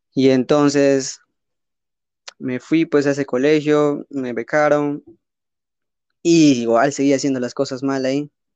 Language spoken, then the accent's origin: Spanish; Peru; soy de Perú